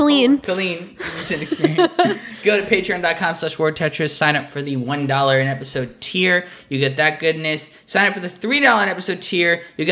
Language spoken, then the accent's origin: English; New York, United States; born or raised there; moved away as an adult